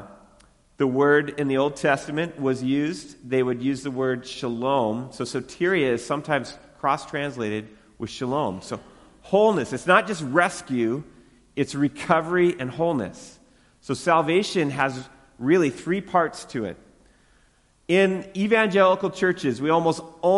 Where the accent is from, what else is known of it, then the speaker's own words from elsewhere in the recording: Western Washington, United States; moved away; I grew up in Western Washington